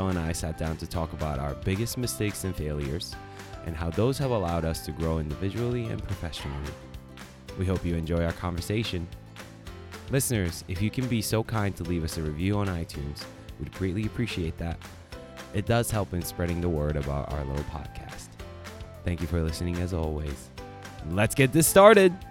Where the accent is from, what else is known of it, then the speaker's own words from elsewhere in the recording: New York, United States; Like I came from New York, you know, like kind of you know surrounded by like tough neighborhoods